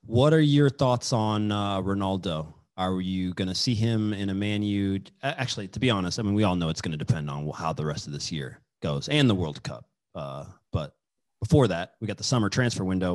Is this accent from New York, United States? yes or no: no; Kansas, United States; I'm from Kansas